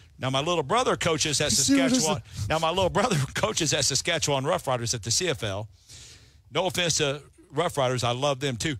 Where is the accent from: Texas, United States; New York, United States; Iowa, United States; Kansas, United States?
Texas, United States; Parker County; Because that's in Parker County where we are. That's right. So, and where my hometown is.